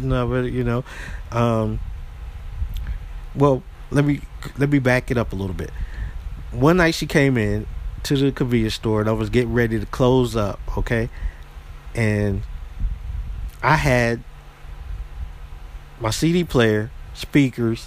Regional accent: southern U.S., United States; moved away as an adult; when I moved back to my hometown

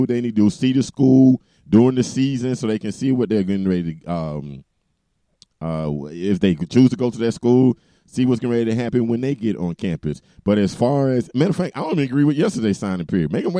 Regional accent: Miami, Florida, United States; moved away; I'm from Miami and I don't live in Miami

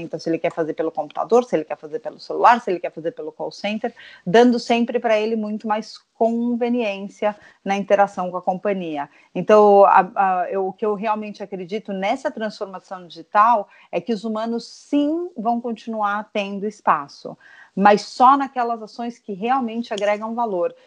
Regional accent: São Paulo, Brazil; also born or lived in United States; eu sou paulista paulistana, nasci aqui

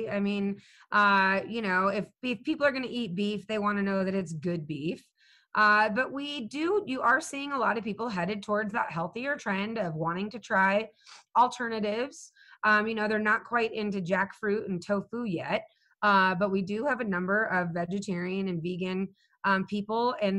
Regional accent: Southwest, United States; And because I grew up in the Southwest, I can serve that market.

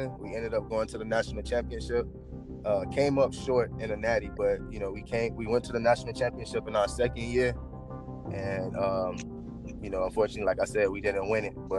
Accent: Florida, United States; I'm from Florida, kind of close to home

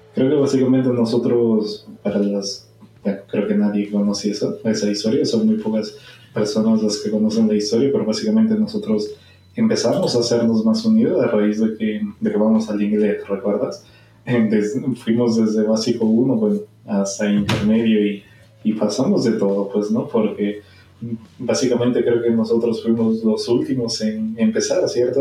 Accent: Peru; peruano de nacimiento

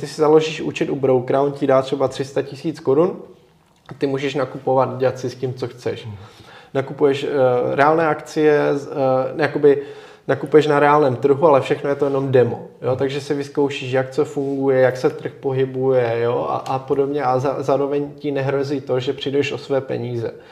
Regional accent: Czechia

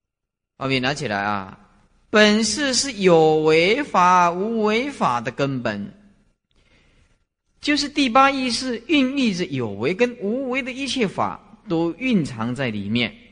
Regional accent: China; 包括我们中国人也讲盘古开天地啦，是不是啊？

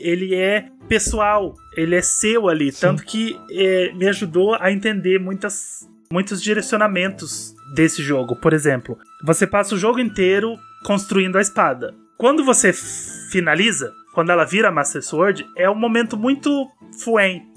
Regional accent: Minas Gerais, Brazil; eu sou mineiro, eu chamo todo mundo de Fi

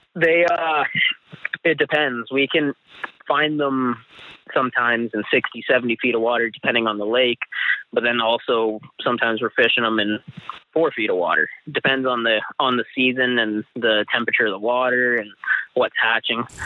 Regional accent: Chase, British Columbia, Canada; I grew up in this small town in south central BC

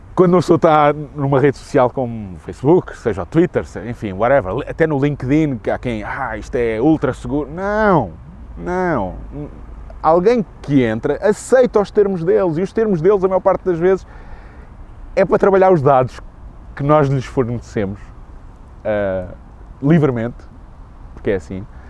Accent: Lisbon, Portugal; sou nascido e criado em Lisboa

